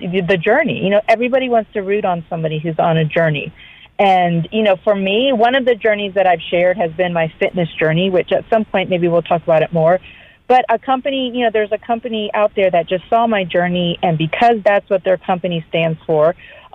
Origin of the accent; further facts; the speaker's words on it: Florida, United States; moved away as an adult; now in Georgia, United States; growing up in Florida and living there my whole life